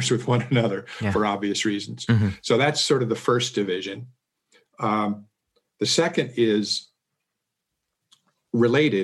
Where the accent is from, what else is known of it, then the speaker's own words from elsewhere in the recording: Seattle, Washington, United States; moved away; also born or lived in Miami / Silicon Valley; I was born and raised in Seattle